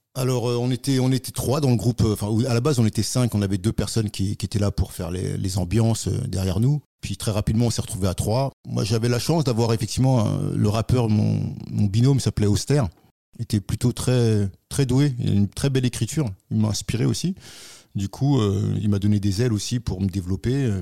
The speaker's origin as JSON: {"language": "French", "area": "Paris region", "region": "Île-de-France", "country": "France", "tie": "born or raised there", "said": "région parisienne et puis après Paris pendant de longues années jusqu'à maintenant"}